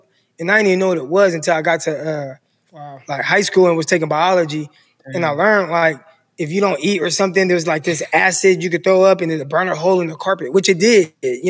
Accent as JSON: {"language": "English", "town": "Stockton", "region": "California", "country": "United States", "tie": "born or raised there", "also_born_or_lived": "San Jose, California", "said": "some of my life, my childhood, I lived in San Jose, California. But I'm from Stockton, lived most of my childhood in Stockton."}